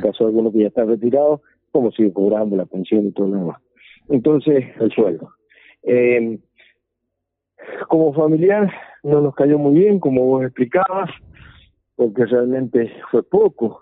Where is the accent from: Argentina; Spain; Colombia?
Argentina; como ciudadanos argentinos